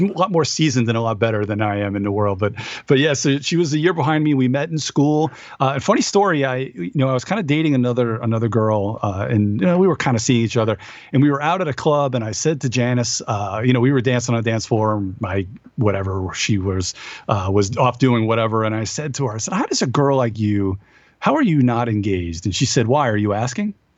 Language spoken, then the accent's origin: English; Long Island, New York, United States; moved away; I'm from Long Island